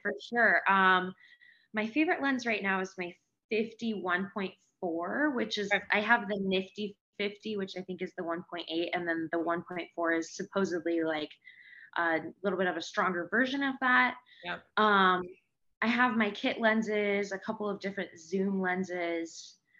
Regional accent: Seattle, Washington, United States; I am from Seattle, Washington

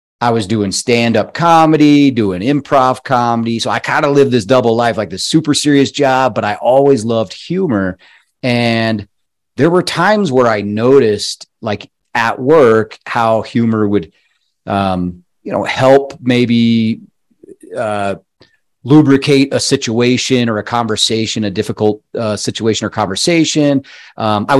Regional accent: Colorado, United States; moved away; I'm from Colorado originally

